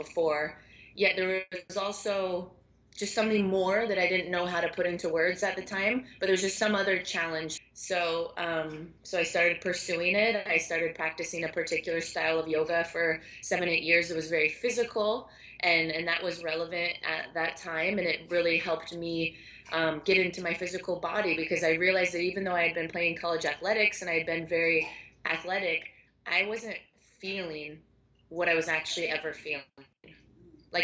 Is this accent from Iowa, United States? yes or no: no; Seattle, Washington, United States; now in Miami, United States; I'm based in Miami, Florida, and been here for a while. And I was teaching at a local studio 4 or 5 years ago. And I'm from Seattle originally